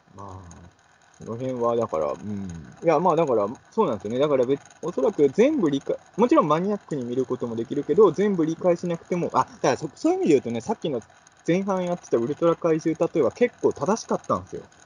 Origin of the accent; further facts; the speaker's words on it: Ibaraki, Japan; 僕、茨城出身の人なんで